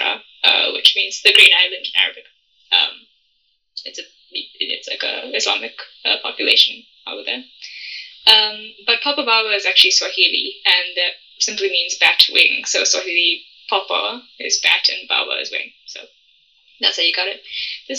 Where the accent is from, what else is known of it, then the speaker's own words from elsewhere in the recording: South Africa; I'm from South Africa